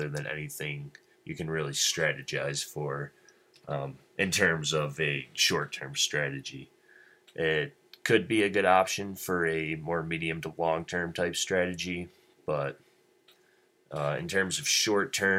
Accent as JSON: {"language": "English", "region": "Wyoming", "country": "United States", "said": "my home state of Wyoming"}